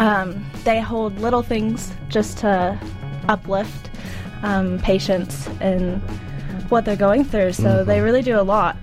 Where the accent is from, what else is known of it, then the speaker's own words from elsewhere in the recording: Colorado, United States; now in New Zealand; I'm from Colorado